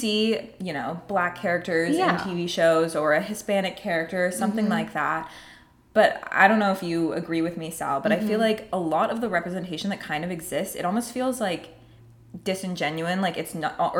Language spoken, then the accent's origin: English; Kerala, India; first language Malayalam; Like my family is Malayali. We're from South India. We speak Malayalam.